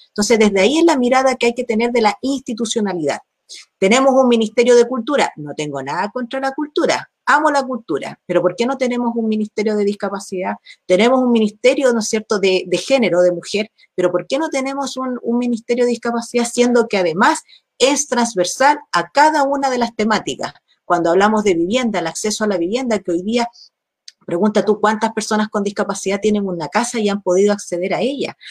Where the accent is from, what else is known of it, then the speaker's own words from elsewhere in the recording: Arica y Parinacota, Chile; hoy día nosotros somos región de Arica y Parinacota